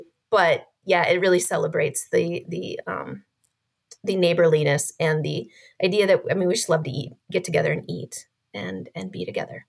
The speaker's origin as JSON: {"language": "English", "region": "Minnesota", "country": "United States", "said": "as a Minnesotan"}